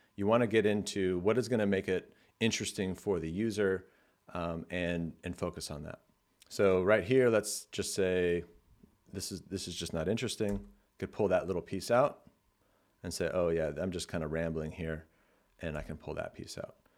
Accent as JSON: {"language": "English", "region": "California", "country": "United States", "said": "I'm from California, so I say like a lot."}